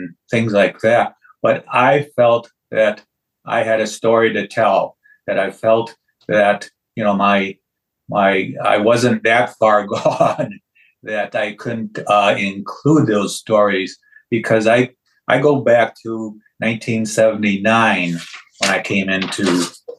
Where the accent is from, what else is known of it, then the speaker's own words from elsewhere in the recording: Chicago, Illinois, United States; moved away; also born or lived in Valparaiso, Indiana / St. Paul, Minnesota; I grew up in Chicago